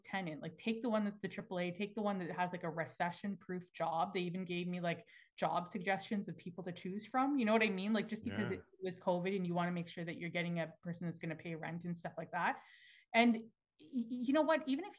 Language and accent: English; Alberta, Canada; now in Toronto, Canada; I'm from Alberta originally